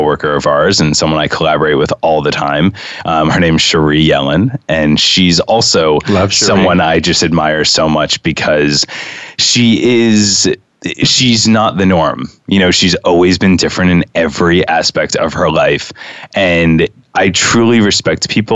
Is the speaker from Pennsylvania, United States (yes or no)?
no; New York City, New York, United States; I grew up in Lincoln Towers, which if, you know, many people don't know, that's in, you know, that's from 66th to 70th Street on West End Avenue